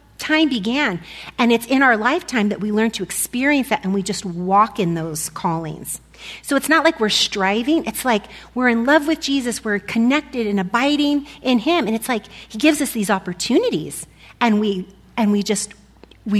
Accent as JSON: {"language": "English", "country": "United States", "said": "being an American"}